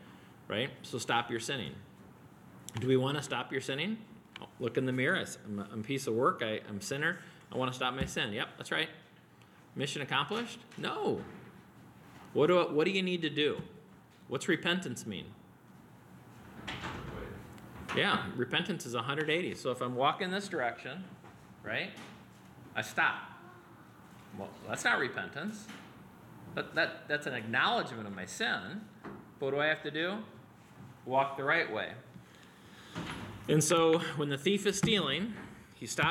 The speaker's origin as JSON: {"language": "English", "town": "Wheaton", "region": "Illinois", "country": "United States", "tie": "born or raised there", "said": "I grew up near Wheaton College in the 70s and went to all their basketball camps"}